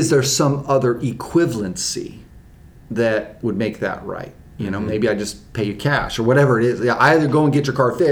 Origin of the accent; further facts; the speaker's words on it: Los Angeles, California, United States; now in North Carolina, United States; I grew up in Los Angeles